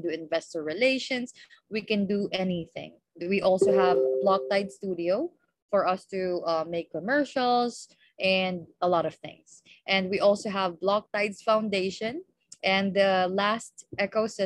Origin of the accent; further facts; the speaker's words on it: Philippines; from the Philippines